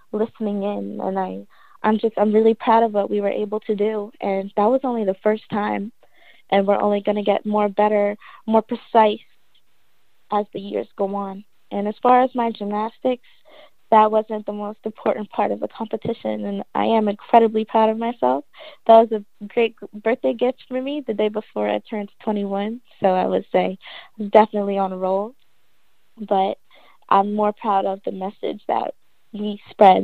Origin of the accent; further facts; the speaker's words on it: New Jersey, United States; moved away as an adult; I'm from Jersey. My mom's side is born and raised in Philly. So even though I'm from Jersey, I do claim Jersey